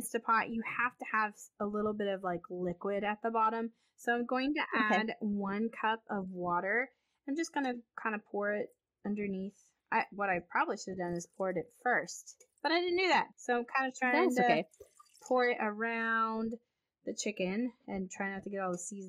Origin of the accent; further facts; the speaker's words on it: United States; I'm American and I don't speak French.